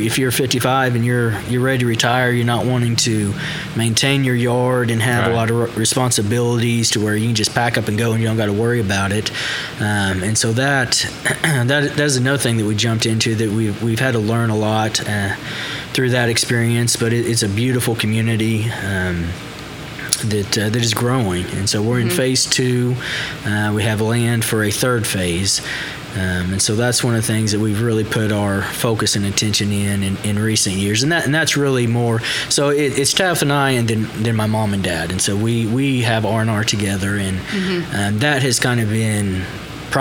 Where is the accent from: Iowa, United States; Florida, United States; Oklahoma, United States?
Oklahoma, United States; Moore; Born and raised in Moore, Oklahoma.